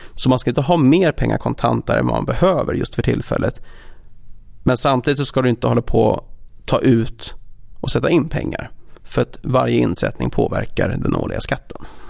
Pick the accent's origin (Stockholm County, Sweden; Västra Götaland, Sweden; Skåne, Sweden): Stockholm County, Sweden; Stockholm; moved away as an adult; also born or lived in Copenhagen; född och uppvuxen i Stockholm